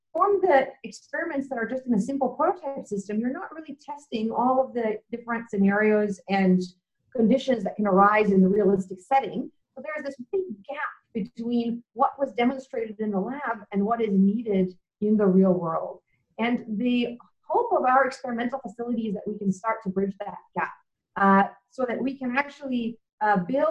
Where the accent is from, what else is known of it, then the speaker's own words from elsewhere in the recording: Vancouver, British Columbia, Canada; moved away as an adult; also born or lived in Tokyo, Japan / Waterloo, Canada; now in Melbourne, Australia; I grew up in Vancouver, Canada